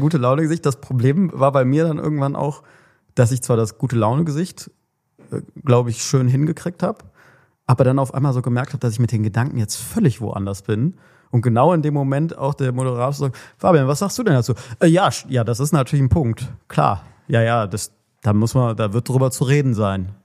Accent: Cologne, North Rhine-Westphalia, Germany; als Kölner

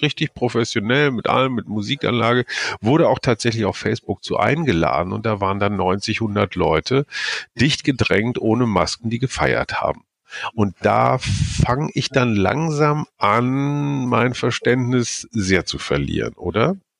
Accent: Germany; in mein Heimatland

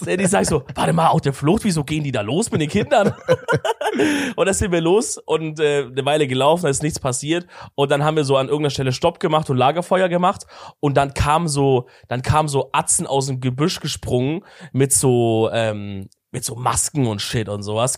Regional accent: Swabia, Baden-Württemberg, Germany; ich komme halt aus dem Schorbeländle

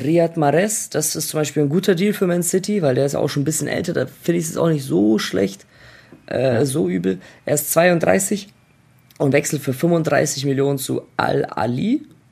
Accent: Germany; also born or lived in Croatia; ich bin Deutscher

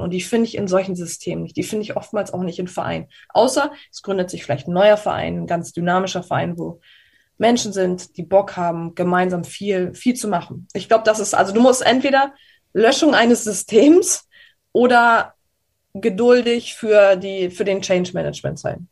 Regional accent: Germany; bei uns in Deutschland

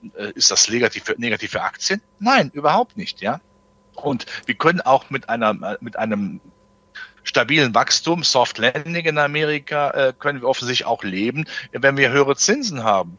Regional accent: Germany; als Deutscher

